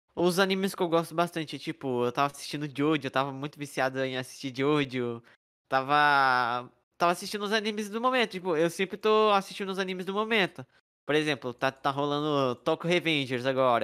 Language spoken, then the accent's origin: Portuguese; São Paulo, Brazil; now in Minas Gerais, Brazil; Nasci em São Paulo, cresci em São Paulo